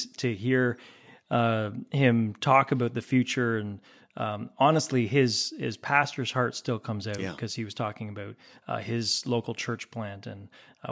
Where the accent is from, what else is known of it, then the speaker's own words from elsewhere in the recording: Canada; as a Canadian